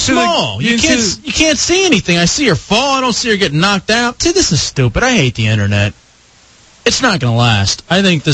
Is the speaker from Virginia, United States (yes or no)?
no; Dallas area, Texas, United States; I grew up with that team. I'm a fan of my hometown teams.